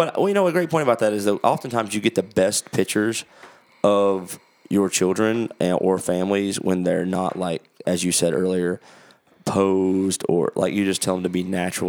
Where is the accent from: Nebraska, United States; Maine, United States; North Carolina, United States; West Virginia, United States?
North Carolina, United States; born and raised in Western North Carolina, right?